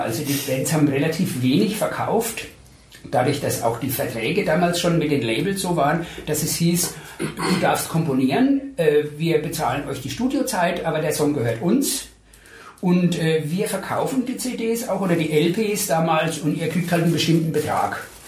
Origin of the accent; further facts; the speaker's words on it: Coburg, Bavaria, Germany; moved away as an adult; also born or lived in Ostheim vor der Rhön; now in Würzburg, Germany; ich habe in Coburg äh, mein Abitur gemacht und bin ah. aber eigentlich gebürtig aus der Rhön